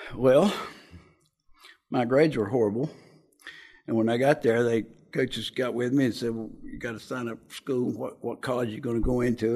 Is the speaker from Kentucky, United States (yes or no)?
yes; Jenkins, Kentucky, United States; now in Lexington, United States; I was born in Jenkins, Kentucky in 1946. I was the first year of the baby boomers. My father was a coal miner, and I had a brother and a sister